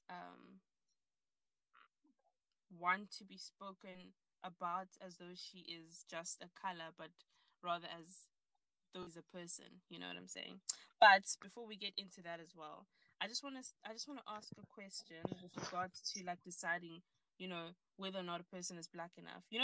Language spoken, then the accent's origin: English; South Africa; just trying to understand my own identity as a South African and also my identity as a Nigerian, and still being able to be very proudly, you know, South African, but also very proudly Nigerian.